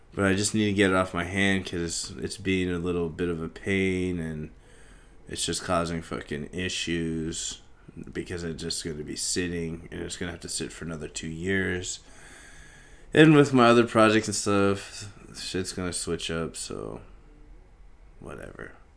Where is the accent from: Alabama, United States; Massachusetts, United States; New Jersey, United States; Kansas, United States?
Kansas, United States; being Indian in, like, fucking Kansas in the eighties and shit, early nineties, where in a small town in Kansas